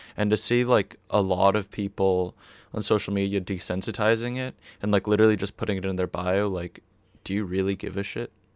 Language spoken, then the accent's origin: English; Boston, Massachusetts, United States; I grew up in Boston, and the area I grew up in Boston is, like, super, super wealthy now